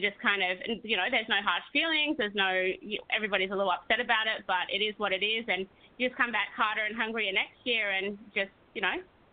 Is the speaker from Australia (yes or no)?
yes; Australia; moved away as an adult; I'm Aussie